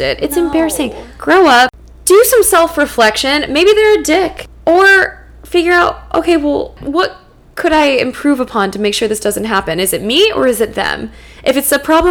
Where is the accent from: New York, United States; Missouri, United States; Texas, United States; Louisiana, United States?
Louisiana, United States; New Orleans; I'm from New Orleans.